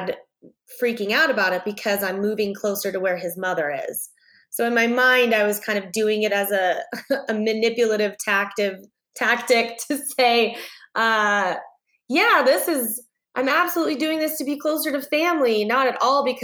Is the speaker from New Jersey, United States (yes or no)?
no; Southern California, United States; I grew up in Southern California